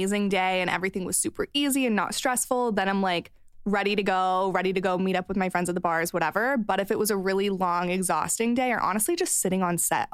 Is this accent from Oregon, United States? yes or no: no; Missouri, United States; moved away; I grew up in Missouri